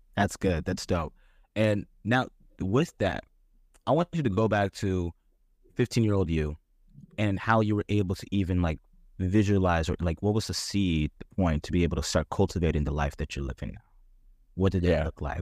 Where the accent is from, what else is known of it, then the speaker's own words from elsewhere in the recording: Dallas, Texas, United States; where we come from from Dallas